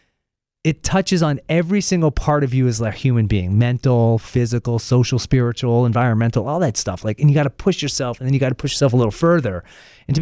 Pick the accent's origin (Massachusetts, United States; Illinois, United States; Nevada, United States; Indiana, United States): Massachusetts, United States; Lexington; also born or lived in New York City; now in New Hampshire, United States; Grew up outside Boston, a place mm-hmm. called Lexington, Massachusetts